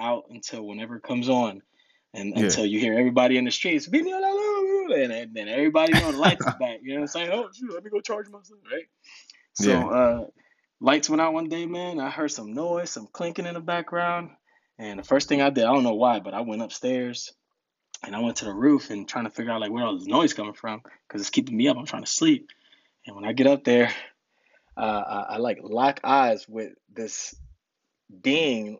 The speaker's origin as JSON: {"language": "English", "town": "Rahway", "region": "New Jersey", "country": "United States", "tie": "born or raised there", "also_born_or_lived": "Newark, New Jersey / Dominican Republic", "second_language": "English"}